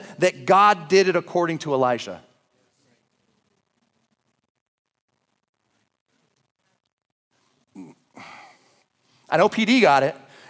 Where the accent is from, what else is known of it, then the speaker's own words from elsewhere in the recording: Oregon, United States; now in Idaho, United States; I'm from Oregon